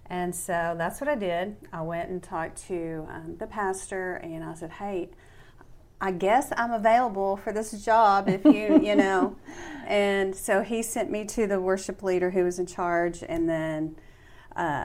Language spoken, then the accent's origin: English; West Texas, United States; moved away; I'm from West Texas